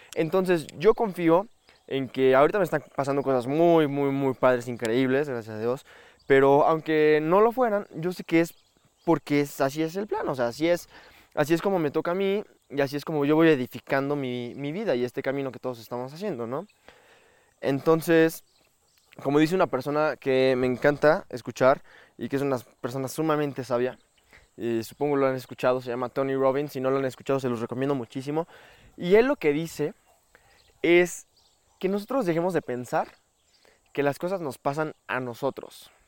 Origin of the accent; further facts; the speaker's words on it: Metepec, State of Mexico, Mexico; also born or lived in Toluca, Mexico; yo nací en México, en la ciudad de Toluca. Bueno, toda mi vida viví en una ciudad que se llama Metepec